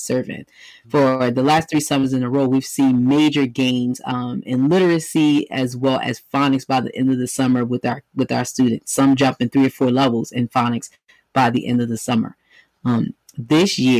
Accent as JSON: {"language": "English", "town": "New York City", "region": "New York", "country": "United States", "tie": "born or raised there", "moved": "as an adult", "lives_now": "Philadelphia, United States", "said": "born and bred, New York native, but I came to Philly to go to school"}